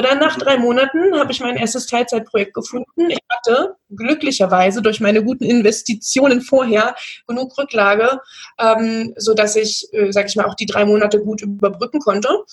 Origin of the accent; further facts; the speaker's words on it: near Magdeburg, Saxony-Anhalt, Germany; now in Bavaria, Germany; ich komme aus der Nähe von Magdeburg, wohne jetzt mittlerweile im schönen Bayern